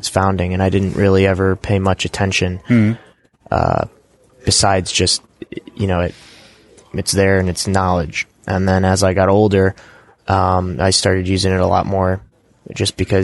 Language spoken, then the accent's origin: English; Ohio, United States; WikiConference North America is in my home state, at my university.